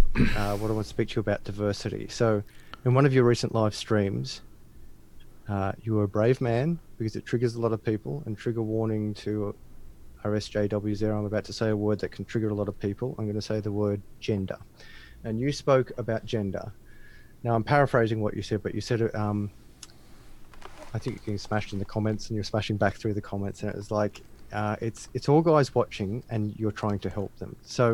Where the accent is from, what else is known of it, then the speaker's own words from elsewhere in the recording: Australia; especially it's difficult when I'm an Aussie. It's part of my language, but I do my best.